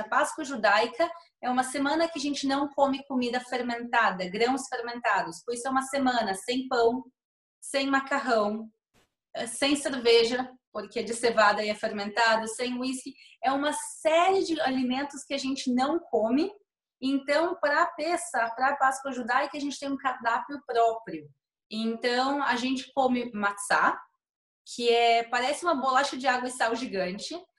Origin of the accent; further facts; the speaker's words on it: Rio Grande do Sul, Brazil; now in Jerusalem, Israel; para mim, como gaúcha, é difícil, porque no Rio Grande do Sul a gente não come muita pimenta